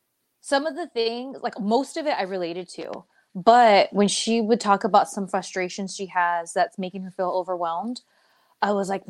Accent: Southern California, United States; I'm from SoCal

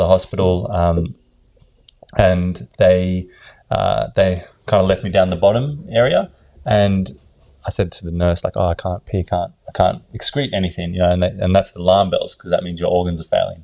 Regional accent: Sydney, New South Wales, Australia; also born or lived in South Africa / Ireland; I was born in South Africa when I was 2, and my mother brought me over to Australia. grew up in Bondi

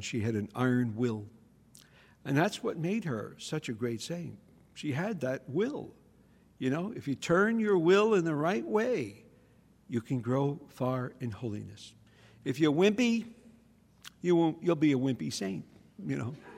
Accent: New York City, New York, United States; I grew up in the Bronx

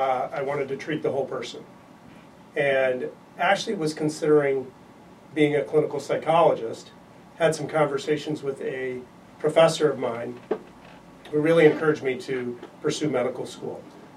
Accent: Arizona, United States; moved away as an adult; now in Illinois, United States; I grew up in Arizona

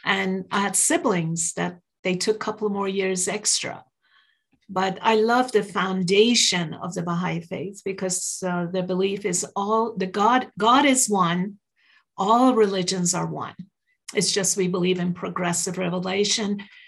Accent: New York, United States; English is a second language; also born or lived in Iran; now in Utah, United States; We moved to U.S. long time ago when I was about 12 years old. So I grew up in New York, went to school upstate and Ohio State, Texas, and now I'm in Utah.

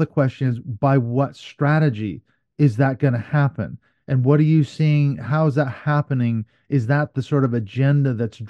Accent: United States; I was raised in the States. I was a fundamentalist. I was brought up in all the Christian nationalism in the 1970s and early 80s.

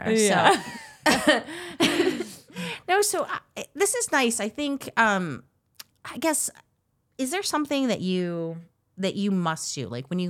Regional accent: Midwest, United States; I grew up in the Midwest.

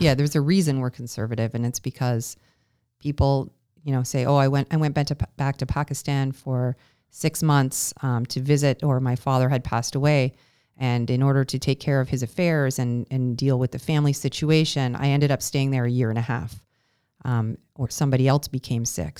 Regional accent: Canada; moved away; as Canadians

